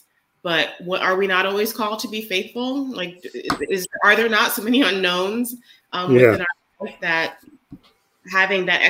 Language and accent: English; United States; being an American